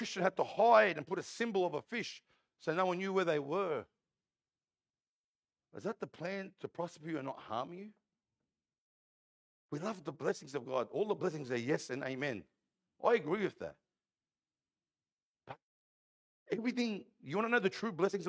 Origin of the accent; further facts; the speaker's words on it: Parramatta, New South Wales, Australia; I'm an Aussie, born and bred here in Parramatta Hospital. I was born in the old Parramatta Hospital.